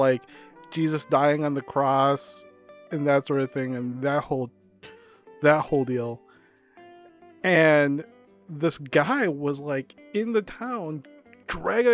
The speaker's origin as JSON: {"language": "English", "region": "Visayas", "country": "Philippines", "tie": "born or raised there", "moved": "yes", "said": "I'm from the Visayans, too"}